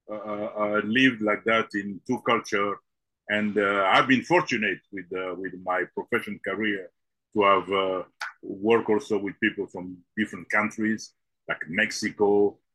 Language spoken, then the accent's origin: English; DR Congo; also born or lived in Belgium; I was born in the Congo and uh, and so I grew up both in Congo and in Belgium, uh, back and forth.